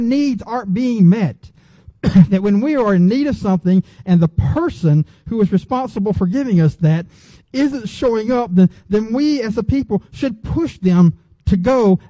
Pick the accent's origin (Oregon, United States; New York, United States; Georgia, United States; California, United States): Georgia, United States; Gwinnett County; I grew up in Gwinnett County before Gwinnett County blew up